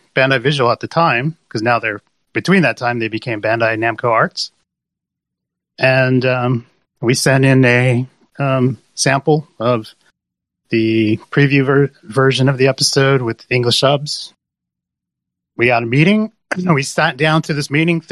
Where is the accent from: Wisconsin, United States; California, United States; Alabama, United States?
California, United States; Southern; moved away as an adult; now in Japan; I'm originally from Southern California